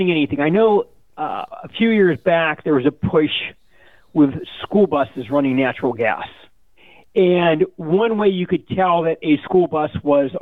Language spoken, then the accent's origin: English; Leechburg, Pennsylvania, United States; where I grew up in Leechburg